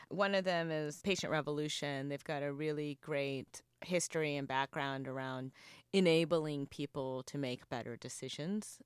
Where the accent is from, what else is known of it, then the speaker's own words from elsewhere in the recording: North Carolina, United States; I grew up in North Carolina at a time where being not white or not black was not cool